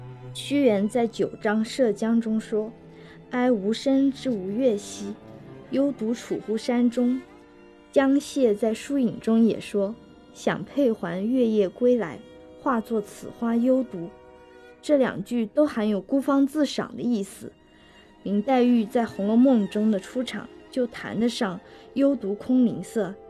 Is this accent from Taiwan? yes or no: no; Jiangnan, China; 我想起初春时我们江南人爱吃的马兰头，确实在根茎相交处有一些紫色。